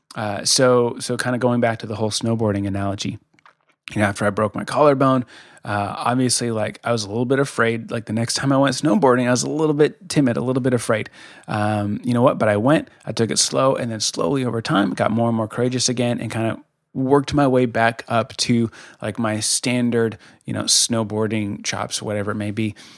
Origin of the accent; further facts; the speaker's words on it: Colorado, United States; moved away; I'm from Colorado originally